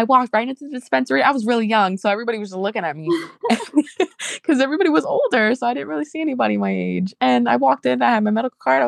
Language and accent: English; New Jersey, United States; also born or lived in New York City, New York; I grew up in New York City and in New Jersey